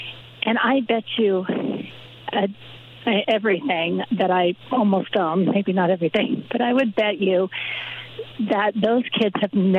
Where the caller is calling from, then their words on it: Oregon, United States; I'm calling from Oregon